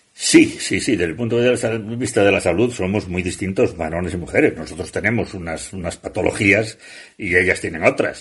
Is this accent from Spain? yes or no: yes; Asturias, Spain; yo como asturiano